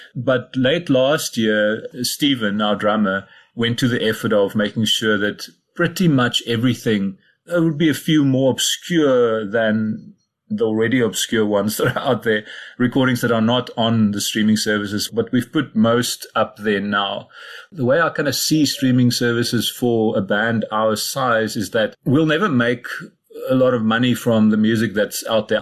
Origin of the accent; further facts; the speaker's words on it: Cradock, Eastern Cape, South Africa; also born or lived in Somerset East; I was born in Kruiddok in the Eastern Cape, went to school in Somerset East nearby.